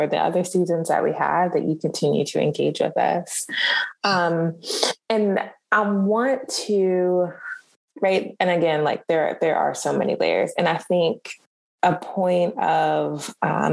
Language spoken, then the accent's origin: English; United States; also born or lived in Burundi; coming into this country, being raised as like American